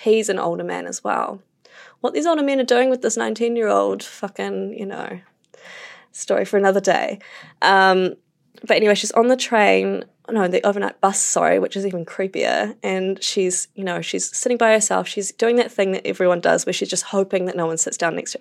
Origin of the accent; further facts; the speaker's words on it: Wellington, New Zealand; moved away; I'm from Wellington